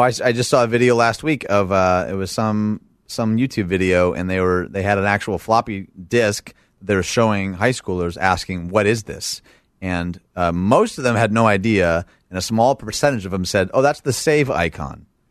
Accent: Michigan, United States; moved away; my home state, Michigan

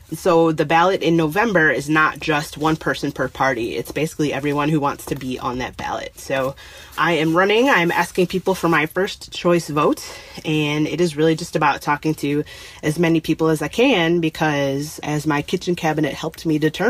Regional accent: Detroit, Michigan, United States; moved away as an adult; now in Minneapolis, United States; I didn't grow up here. I grew up in Detroit, but I moved here after college for a job and I've been here ever since.

